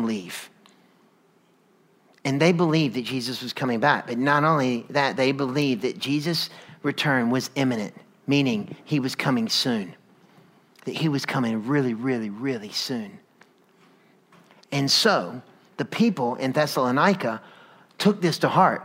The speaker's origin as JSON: {"language": "English", "region": "North Carolina", "country": "United States", "tie": "born or raised there", "moved": "yes", "lives_now": "Atlanta, United States", "said": "I grew up in North Carolina"}